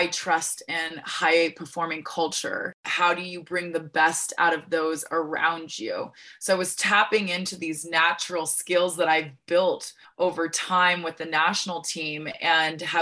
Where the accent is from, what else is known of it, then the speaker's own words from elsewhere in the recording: Santa Ynez, California, United States; I was born and raised in Santa Barbara, California, actually a little town inland from there called San Ynez